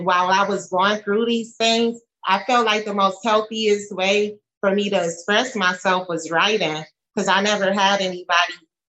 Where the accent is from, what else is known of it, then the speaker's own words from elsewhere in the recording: New Orleans, Louisiana, United States; I'm from New Orleans